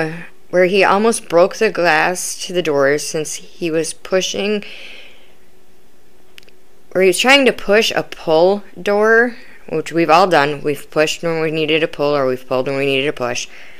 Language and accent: English; Midwest, United States; I am from the Midwest and I've heard it both ways